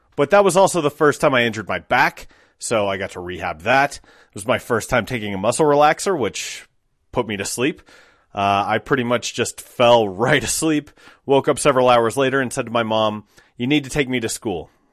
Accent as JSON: {"language": "English", "town": "Applewood", "region": "Colorado", "country": "United States", "tie": "born or raised there", "said": "I grew up in Applewood, so not far from, like, twentieth and Youngfield or thirty-second and Youngfield."}